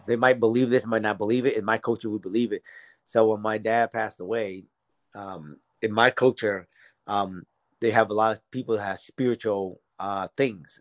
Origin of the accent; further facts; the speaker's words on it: Seattle, Washington, United States; also born or lived in Vietnam / Tacoma, Washington; I grew up in Seattle.